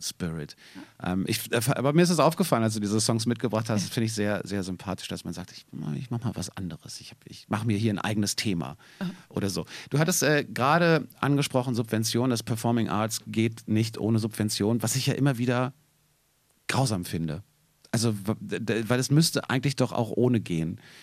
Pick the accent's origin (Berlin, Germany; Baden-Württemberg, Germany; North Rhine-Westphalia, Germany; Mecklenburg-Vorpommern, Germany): Berlin, Germany; Als Berliner